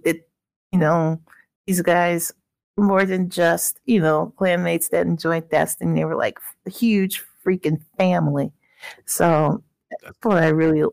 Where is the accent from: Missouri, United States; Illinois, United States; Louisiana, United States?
Illinois, United States; I'm from Illinois, so, you know, summers in the Midwest